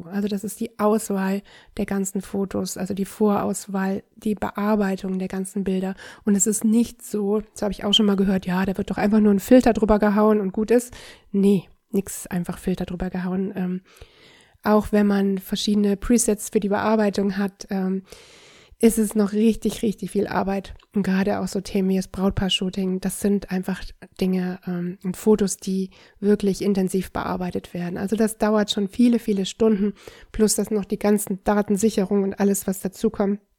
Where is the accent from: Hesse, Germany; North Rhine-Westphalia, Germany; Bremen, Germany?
North Rhine-Westphalia, Germany; Düsseldorf; ich bin Düsseldorfer